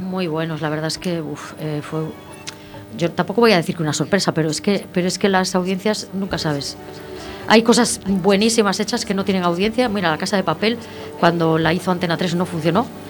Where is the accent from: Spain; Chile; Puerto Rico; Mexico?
Spain; Santiago de Compostela, Galicia; also born or lived in Ferrol; soy de San Pedro, del barrio de San Pedro